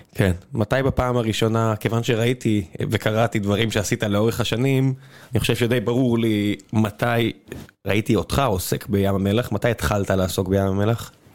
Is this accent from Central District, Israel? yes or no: no; Beersheba, Southern District, Israel; moved away; כמי שאני באר שבעי מלידה, כבר לא, לא מעט שנים, אבל כבאר שבעי, אה, שג-, שנולד שם